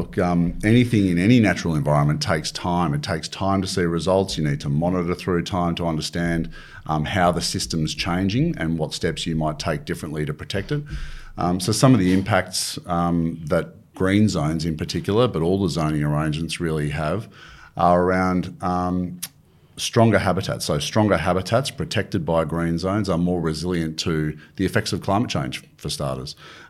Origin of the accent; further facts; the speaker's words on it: Wagga Wagga, New South Wales, Australia; now in North Queensland, Australia; I am a Blues supporter and I suffer the slings and arrows that you get up here in North Queensland.